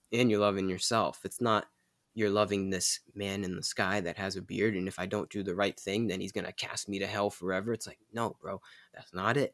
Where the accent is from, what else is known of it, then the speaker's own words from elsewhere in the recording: United States; we're American